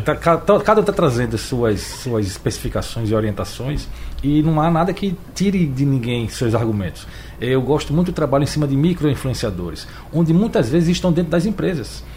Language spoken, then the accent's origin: Portuguese; João Pessoa, Paraíba, Brazil; now in Recife, Brazil; Eu sou paraibano de João Pessoa, eu consumo os dois estados e moro aqui no Recife